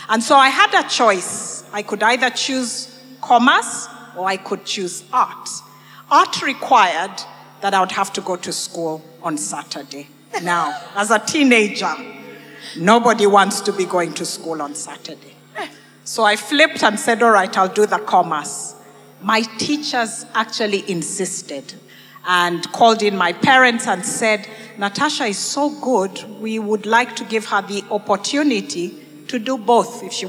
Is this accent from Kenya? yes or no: yes; Kenya; also born or lived in Uganda / Botswana; I've lived and grown up in a lot of countries, in Kenya. I was born in Uganda. But spent a lot of my education in Kenya. I was in Botswana.